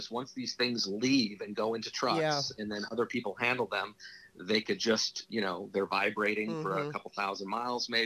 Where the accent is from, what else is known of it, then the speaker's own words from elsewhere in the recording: Los Angeles, California, United States; I grew up in Hollywood.